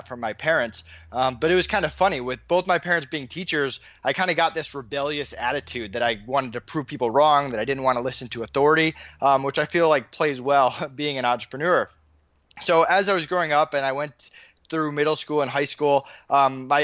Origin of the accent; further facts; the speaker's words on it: Longmeadow, Massachusetts, United States; now in Orlando, United States; I grew up in Longmeadow, Massachusetts, which is Western Massachusetts.